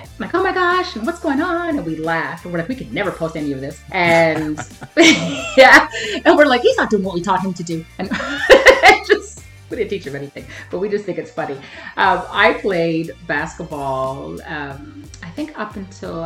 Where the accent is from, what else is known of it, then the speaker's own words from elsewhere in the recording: Montreal, Quebec, Canada; I have to be a Habs girl, born and raised in Montreal